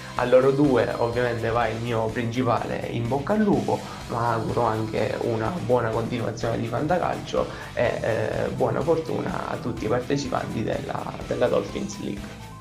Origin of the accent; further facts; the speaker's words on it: Italy; vengo da Ciriale